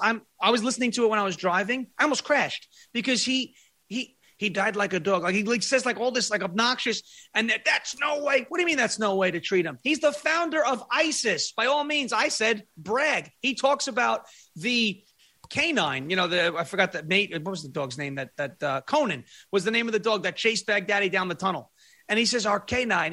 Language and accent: English; Long Island, New York, United States; now in Tennessee, United States; I'm from Long Island. I grew up on Long Island. I live in Tennessee now